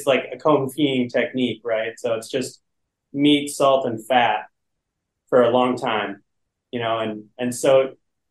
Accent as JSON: {"language": "English", "town": "Duluth", "region": "Minnesota", "country": "United States", "said": "Ned and I are both Duluthians"}